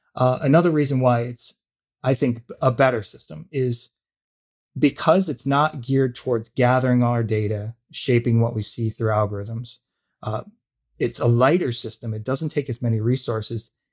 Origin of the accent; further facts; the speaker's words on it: United States; also born or lived in Canada; now in Toronto, Canada; I'm an American, I live in Canada